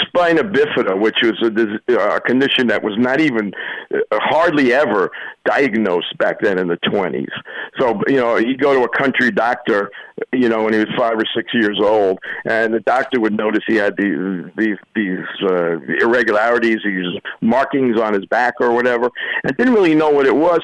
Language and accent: English; New York, United States; I grew up in New York, and we had our own, you know, we had our own things going on there